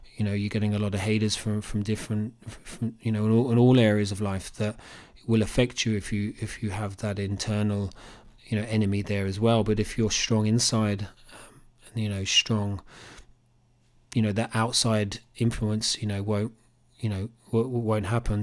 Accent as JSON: {"language": "English", "town": "Cambridge", "region": "East of England", "country": "United Kingdom", "tie": "born or raised there", "said": "growing up in Cambridge"}